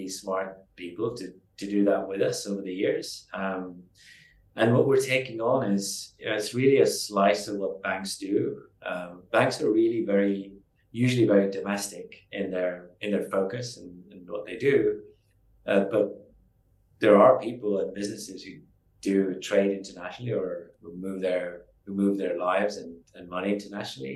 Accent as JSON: {"language": "English", "country": "Estonia", "tie": "born or raised there", "also_born_or_lived": "London", "moved": "as an adult", "said": "I moved from Estonia, where I grew up, to London"}